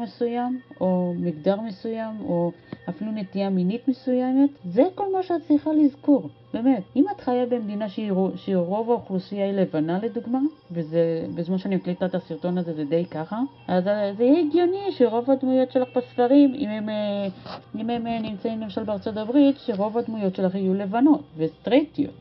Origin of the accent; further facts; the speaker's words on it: Israel; אצלנו בישראל